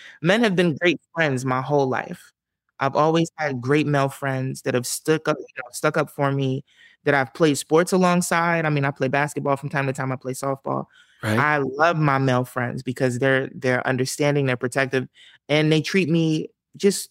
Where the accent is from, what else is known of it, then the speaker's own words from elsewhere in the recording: Camden, New Jersey, United States; moved away; also born or lived in Southwest Philadelphia, Pennsylvania / Los Angeles; I'm from Camden. But, you know, I've lived all over South Jersey